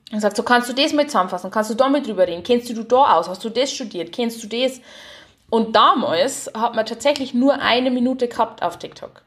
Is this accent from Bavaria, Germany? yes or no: yes; Haunersdorf, Bavaria, Germany; moved away; ich lieb Haunerstoff, also wo ich her bin, und ich lieb mein Heimer komplett.